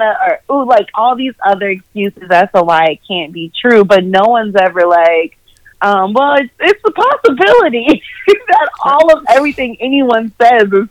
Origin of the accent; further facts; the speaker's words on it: Minnesota, United States; now in Charlotte, United States; I am originally from Minnesota